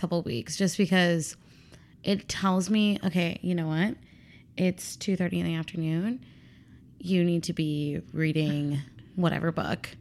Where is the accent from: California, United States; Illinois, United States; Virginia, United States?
Illinois, United States; Chicago; also born or lived in Missouri; I was born and raised here in Chicago